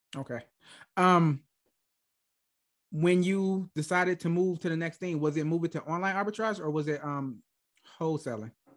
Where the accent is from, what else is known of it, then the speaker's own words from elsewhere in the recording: Michigan, United States; moved away as an adult; now in Germany; I was born and raised in Michigan, like, I moved to Germany when I was, like, twenty-three